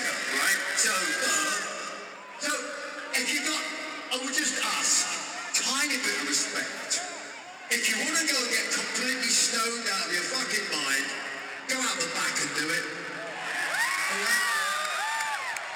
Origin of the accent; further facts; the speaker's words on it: Atlanta, Georgia, United States; they did call me a Yankee because I was from Atlanta